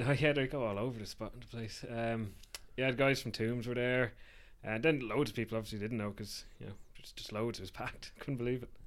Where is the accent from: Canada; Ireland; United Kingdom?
Ireland; Wicklow, Leinster; moved away as an adult; now in Dublin, Ireland; we're from Wicklow, but I moved to Dublin for for work